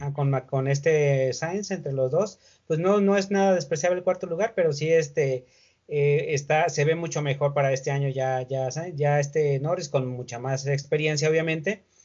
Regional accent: Mexico; uno como mexicano

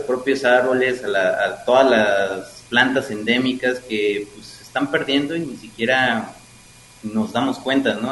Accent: Mexico; nuestra cosmovisión como mexicanos

